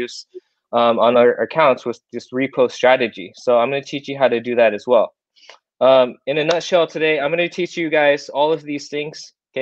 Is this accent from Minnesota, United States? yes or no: no; Iowa, United States; moved away as an adult; now in South Korea; I moved to Iowa in the USA, lived there my whole life, went to high school there, college there.